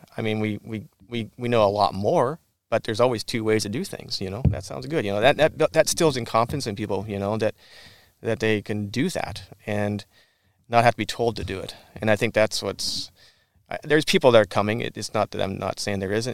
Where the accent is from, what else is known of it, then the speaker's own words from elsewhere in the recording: Whatcom County, Washington, United States; the kid from Whatcom County that didn't grow up on a farm